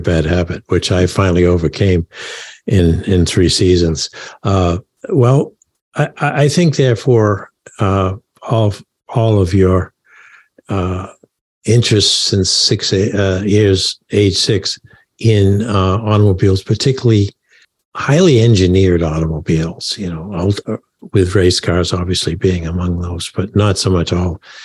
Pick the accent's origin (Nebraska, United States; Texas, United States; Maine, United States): Maine, United States; I was from Maine